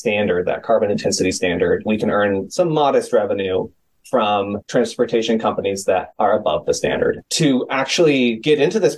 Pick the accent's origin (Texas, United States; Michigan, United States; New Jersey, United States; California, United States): California, United States; San Francisco; my hometown of San Francisco